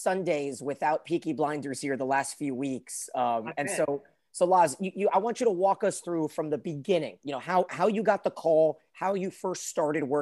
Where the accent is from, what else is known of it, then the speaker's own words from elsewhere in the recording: United States; we're from the United States